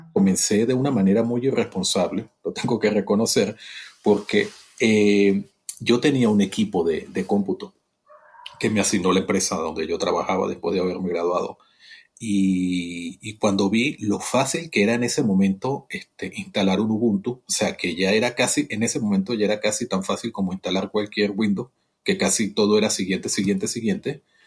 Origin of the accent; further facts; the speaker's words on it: Venezuela; moved away as an adult; now in Mexico; yo soy venezolano, nací en, Venezuela, mi hermoso país